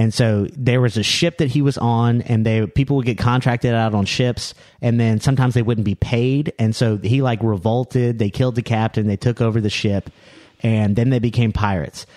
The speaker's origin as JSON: {"language": "English", "region": "Louisiana", "country": "United States", "said": "I'm from New, I'm from, uh, New Orleans"}